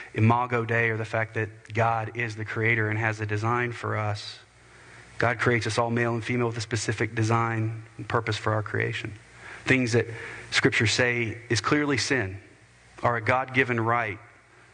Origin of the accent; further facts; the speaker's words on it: United States; as American believers